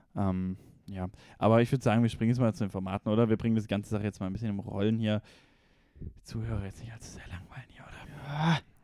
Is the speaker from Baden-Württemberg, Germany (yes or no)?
yes; Konstanz, Baden-Württemberg, Germany; moved away; also born or lived in Ulm; Ich war in meiner Heimat, am See, Konstanz